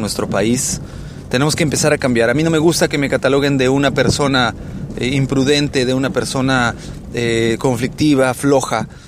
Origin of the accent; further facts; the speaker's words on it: Mexico; como mexicanos